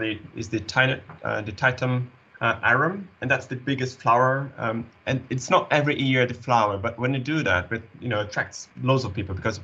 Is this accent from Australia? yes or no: no; Brazil; We're both Brazilians. I was born and raised in South America